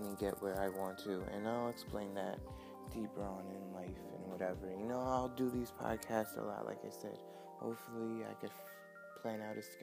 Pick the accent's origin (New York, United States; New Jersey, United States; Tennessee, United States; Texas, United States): New York, United States; I'm from New York, so it's 8:35 a.m. in New York